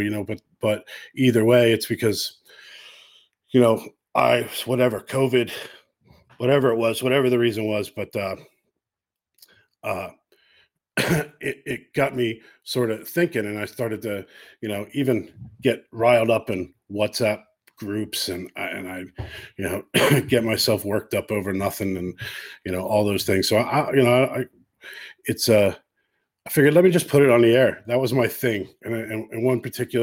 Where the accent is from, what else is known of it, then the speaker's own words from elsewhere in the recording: United States; now in Ireland; I'm an American living in Ireland